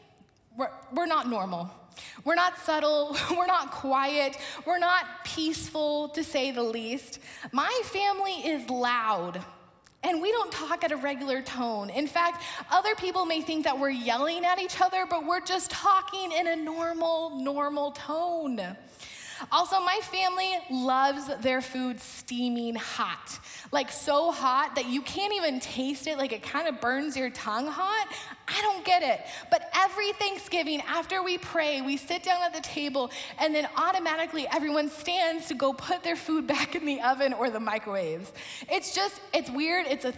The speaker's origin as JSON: {"language": "English", "town": "Portland", "region": "Oregon", "country": "United States", "tie": "born or raised there", "also_born_or_lived": "Lincoln, Nebraska", "moved": "as an adult", "said": "I grew up in Portland, Oregon"}